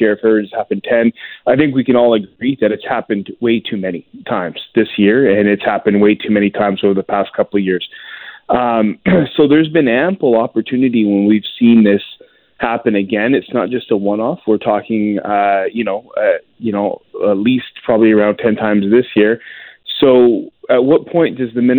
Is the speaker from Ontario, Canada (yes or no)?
no; Lower Mainland, British Columbia, Canada; I grew up in the Lower Mainland